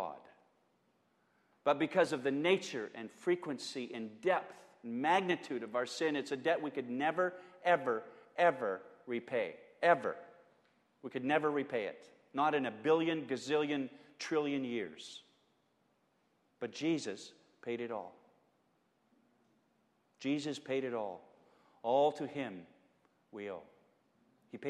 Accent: Edmonton, Alberta, Canada; When we were kids growing up in Edmonton

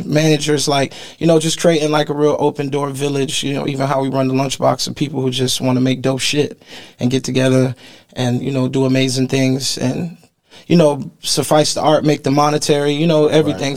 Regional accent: Miami, Florida, United States; growing up in Miami

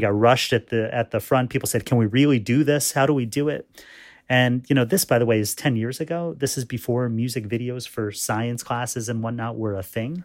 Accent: New York, United States; my parents came from India, um, and I was born in New York, um, as was my brother

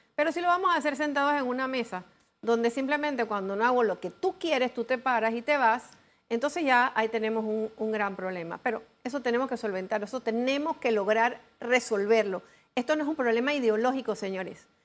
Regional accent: Panama; como panameños

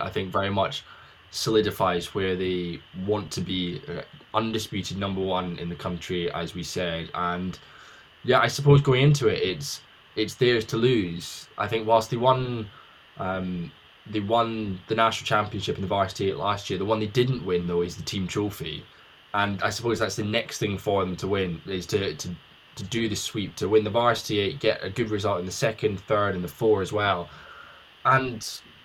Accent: United Kingdom; as a Brit who's not in America

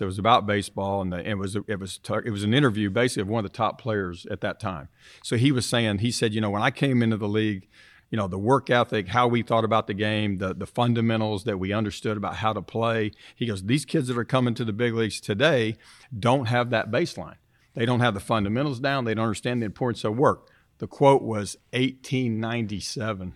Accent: Tulsa, Oklahoma, United States; being an Oklahoma kid, growing up in Tulsa

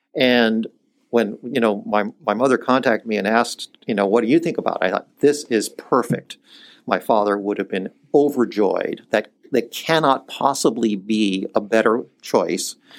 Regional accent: Iceland; moved away; I was born in Iceland and my mother is Icelandic

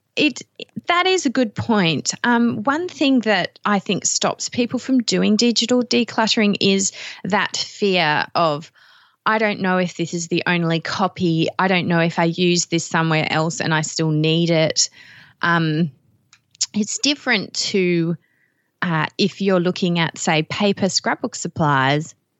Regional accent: Australia; you can probably tell from even the few words I've spoken, I'm from Australia

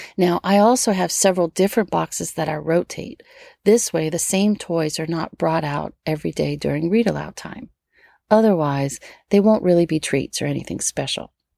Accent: Metairie, Louisiana, United States; born or raised there

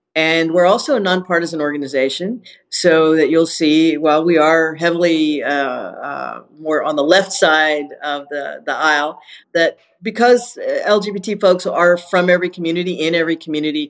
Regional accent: Houston, Texas, United States; my hometown, for my city

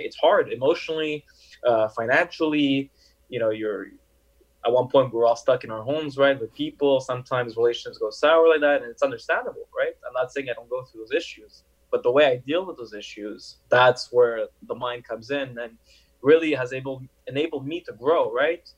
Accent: Montreal, Quebec, Canada; also born or lived in Paris, France; I came from France, Paris, where just French spoken, right? And I came into Montreal

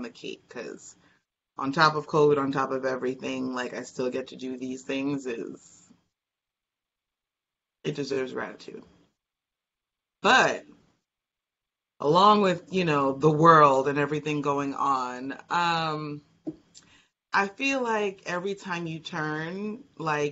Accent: United States; as an American

